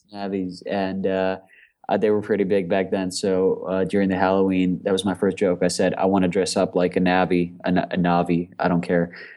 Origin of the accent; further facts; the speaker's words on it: Moscow, Russia; moved away as an adult; also born or lived in Australia; I grew up in Moscow, but then I moved to Australia uh, to study there